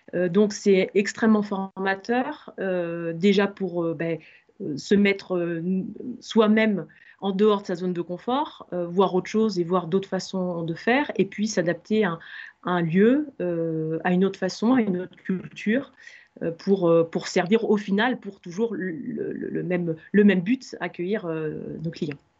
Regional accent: Limoges, Nouvelle-Aquitaine, France; moved away; je suis originaire de Limoges

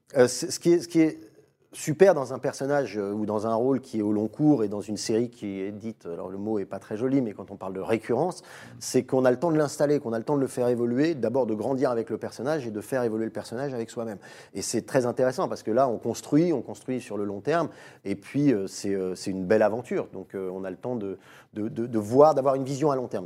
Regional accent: Paris, Île-de-France, France; quand on a grandi à Paris

